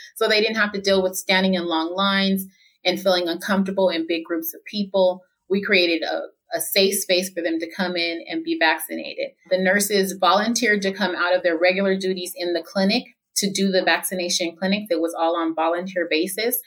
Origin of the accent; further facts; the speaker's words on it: Fontana, California, United States; I've lived here my whole life. I'm 43 years old and I was raised in Fontana Rialto area, San Bernardino